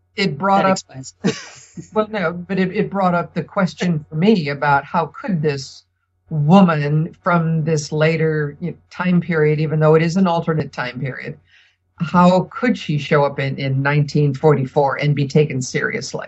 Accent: United States; we're as Americans

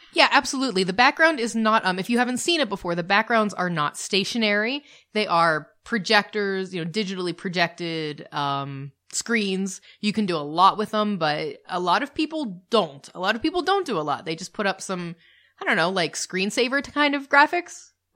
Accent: United States; We're the American couple

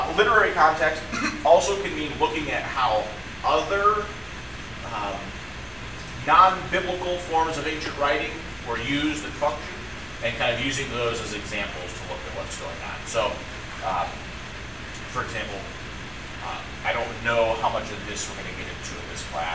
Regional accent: United States; as American Christians

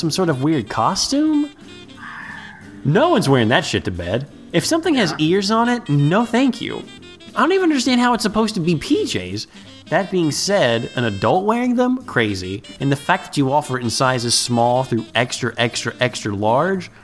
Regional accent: Cincinnati, Ohio, United States; we're from Ohio

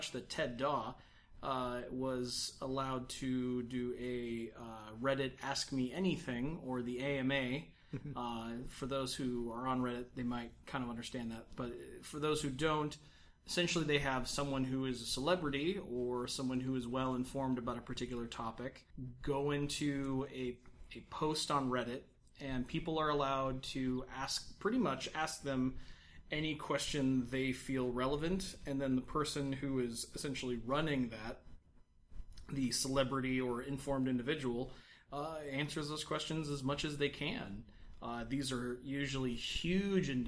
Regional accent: United States; as an American

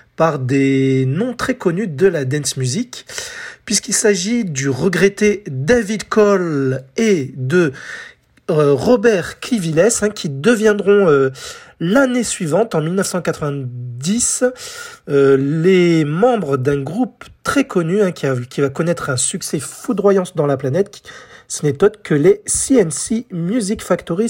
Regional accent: France; chez nous, en France

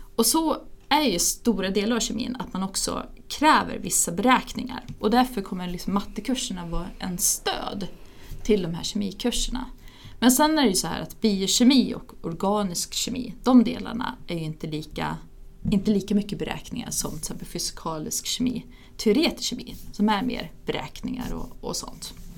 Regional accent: Ludvika, Dalarna County, Sweden; moved away as an adult; also born or lived in England; now in Uppsala, Sweden; jag är eh, ursprungligen från Ludvika, flyttade till Uppsala för att börja plugga

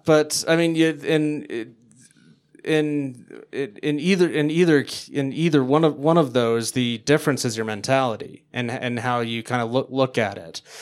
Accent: Denver, Colorado, United States; I didn't leave my hometown

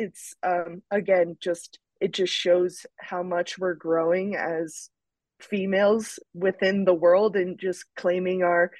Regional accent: Mount Snow, Vermont, United States; having older brothers that were skiers and on kind of the weekend ski team that I grew up in Mount Snow, Vermont

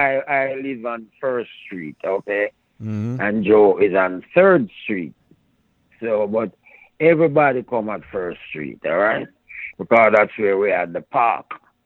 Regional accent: Jamaica; And you see the thing about it, we grew up with Indians in Jamaica, you know.

